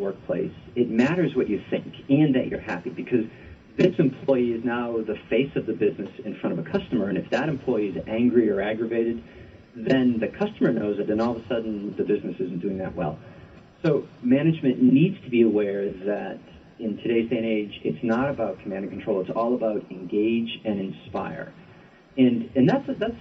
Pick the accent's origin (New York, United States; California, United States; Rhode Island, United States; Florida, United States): Rhode Island, United States; moved away; I'm from Rhode Island originally, and I used to live on the east side of Providence near Brown University